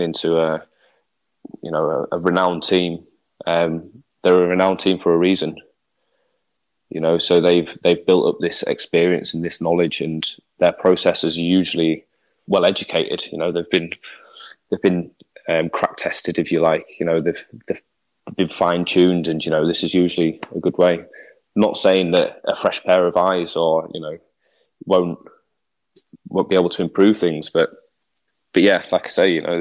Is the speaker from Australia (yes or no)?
no; England, United Kingdom; as an Englishman